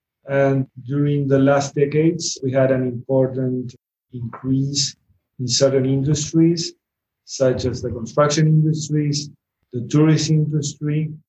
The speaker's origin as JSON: {"language": "English", "country": "Uruguay"}